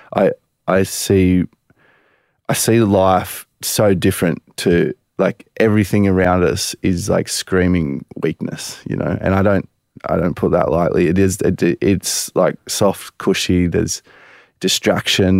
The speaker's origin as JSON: {"language": "English", "town": "Culburra Beach", "region": "New South Wales", "country": "Australia", "tie": "born or raised there", "said": "We grew up in Coolbarra Beach."}